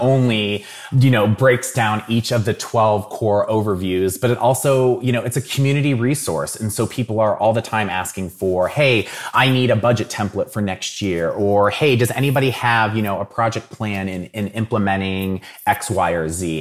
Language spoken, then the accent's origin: English; Dayton, Ohio, United States; I'm from Dayton originally. So I grew up watching, uh, the Dayton Flyers